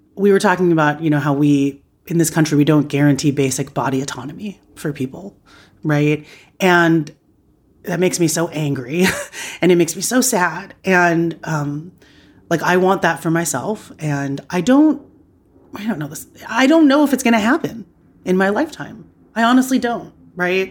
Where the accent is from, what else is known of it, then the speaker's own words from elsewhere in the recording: United States; I was raised by immigrants in America. I knew, like, I'm a first generation Filipino American